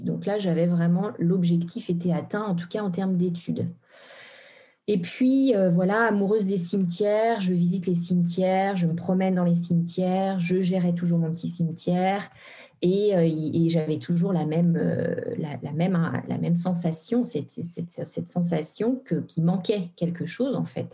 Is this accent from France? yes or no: yes; Normandy, France; also born or lived in Brittany; now in Haute-Savoie, France; je suis originaire en fait de la Normandie